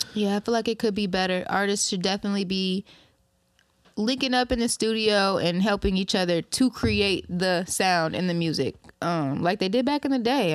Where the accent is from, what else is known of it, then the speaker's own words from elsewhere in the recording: Ypsilanti, Belleville, Ann Arbor, Inkster, Michigan, United States; also born or lived in Detroit, Michigan; I was raised in Belleville, raised in Ann Arbor, raised in Inkster, you feel me? But I was born in Ipsy, Southside, and that's what I represent